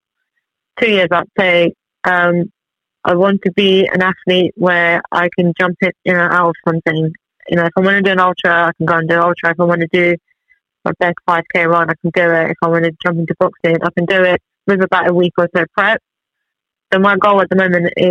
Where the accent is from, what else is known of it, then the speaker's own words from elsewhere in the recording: Tehran, Tehran Province, Iran; moved away; I was born in Iran, in Tehran, bang in the middle of the Middle East. I was born there, I grew up there, and so I've been here for like 20 years now